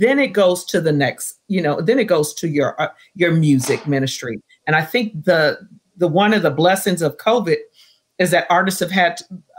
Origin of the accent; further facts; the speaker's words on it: Riverside, California, United States; So matter of fact, John, I'm from Riverside.